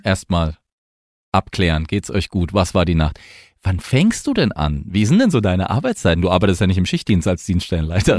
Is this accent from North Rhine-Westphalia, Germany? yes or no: no; Mannheim, Baden-Württemberg, Germany; accent: Mannheim dialect; ich bin ja gebürtig eher aus dem Ländler, also ich bin aus Monnem